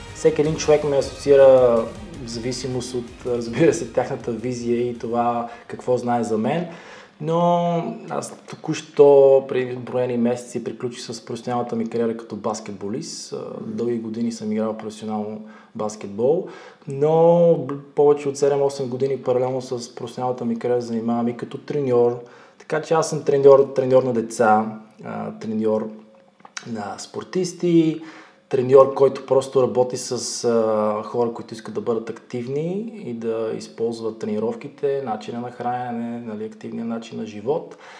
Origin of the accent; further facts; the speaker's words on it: Botevgrad, Sofia Province, Bulgaria; Аз съм от Ботеград, родом